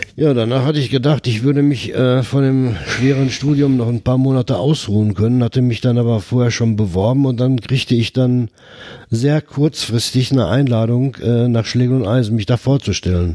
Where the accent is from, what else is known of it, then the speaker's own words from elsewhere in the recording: Herten, North Rhine-Westphalia, Germany; Ich bin äh, 1952 hier in Herten geboren